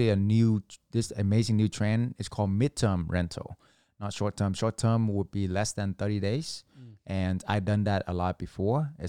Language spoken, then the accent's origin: English; Vietnam; moved away; So I was an immigrant from Vietnam. Uh, we came here, all four of us had to sleep on one mattress.